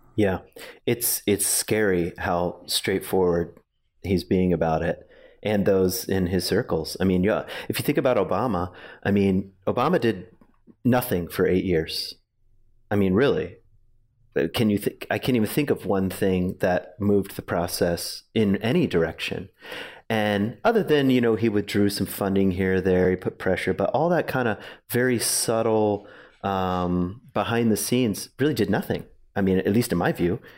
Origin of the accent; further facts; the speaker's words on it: Virginia, United States; also born or lived in Grand Rapids, Michigan; now in Ada, United States; I grew up in Virginia